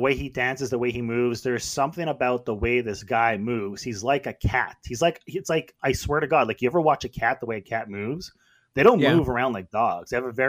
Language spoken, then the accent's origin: English; Montreal, Quebec, Canada; I'm from Montreal.